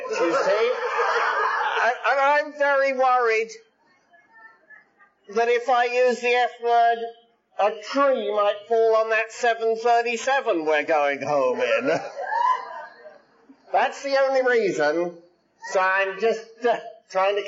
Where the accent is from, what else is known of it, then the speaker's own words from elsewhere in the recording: England, United Kingdom; now in United States; I'm English by birth, I'm Irish by disease, I'm Scotch by absorption, and I'm American by adoption